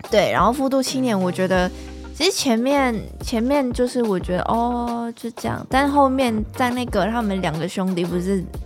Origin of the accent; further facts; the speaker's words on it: Vietnam; first language Vietnamese; Chinese is a second language; now in Taiwan; 只是对于我就是越南来的